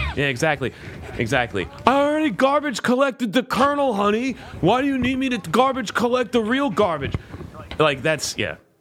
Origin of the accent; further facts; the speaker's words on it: South Florida, United States; moved away as an adult; also born or lived in Pittsburgh / Orlando; I'm from South Florida